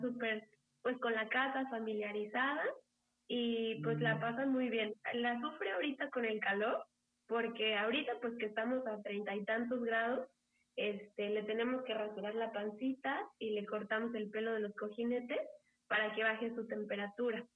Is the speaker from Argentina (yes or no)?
no; Mexico City, Mexico; moved away as an adult; now in Michigan, United States; yo soy de Ciudad de México y pues ahora vivo en Michigan